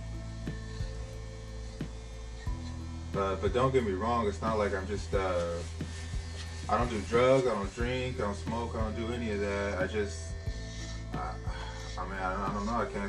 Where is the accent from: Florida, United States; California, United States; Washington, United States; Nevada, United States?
California, United States; Sacramento; also born or lived in Oakland, California / Elk Grove, California; I was born in Oakland, and I lived out there for about 8 years, and I moved to Mack Road about 1999, and then from there, we moved to Elk Grove in 2003 or 4